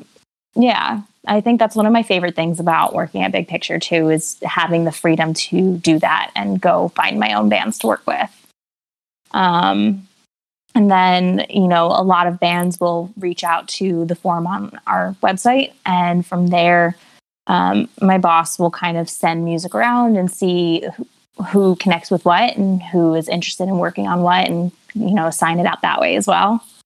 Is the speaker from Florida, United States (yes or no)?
no; New Jersey, United States; I'm from New Jersey, born and raised, still live in New Jersey